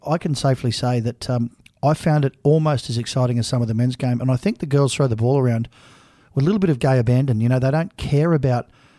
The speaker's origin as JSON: {"language": "English", "area": "Bondi", "region": "New South Wales", "country": "Australia", "said": "even though we're from Bondi"}